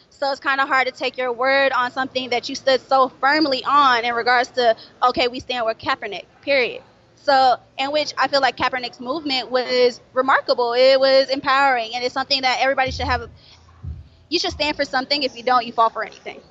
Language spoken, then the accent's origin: English; Florida, United States; now in Atlanta, United States; I'm from Florida